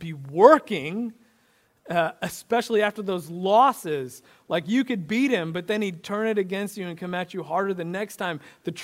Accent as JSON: {"language": "English", "region": "Illinois", "country": "United States", "tie": "born or raised there", "said": "I grew up in Illinois in the 90s, a basketball junkie."}